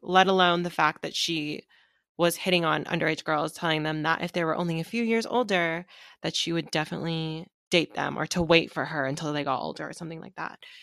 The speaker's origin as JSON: {"language": "English", "town": "Seattle", "region": "Washington", "country": "United States", "tie": "born or raised there", "said": "me growing up in Seattle"}